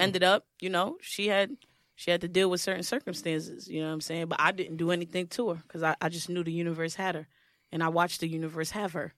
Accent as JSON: {"language": "English", "town": "New York City", "region": "New York", "country": "United States", "said": "Brooklyn. I'm from Brooklyn"}